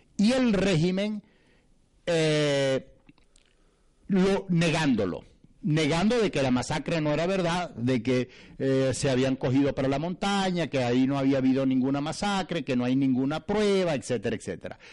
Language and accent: Spanish; Bolívar, Venezuela; es el área donde yo nací, es el área donde yo crecí, es el área donde yo me desarrollé. En esa oportunidad yo era concejal y era secretario general de la causa R en el estado, Bolívar